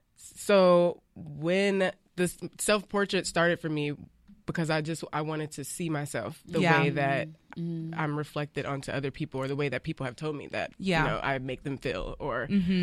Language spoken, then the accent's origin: English; Alabama, United States; I'm from Alabama. Like I'm from these really scarred places with so much so much of our footprint imprint mm-hmm. and I have spent like parts of my childhood growing up in these places